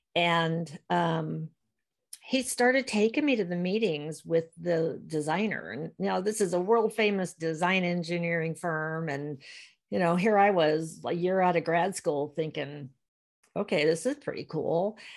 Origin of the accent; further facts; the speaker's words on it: Virginia, United States; moved away as an adult; also born or lived in Portland, Maine / Southern California / Sacramento / San Diego; Born and raised in Virginia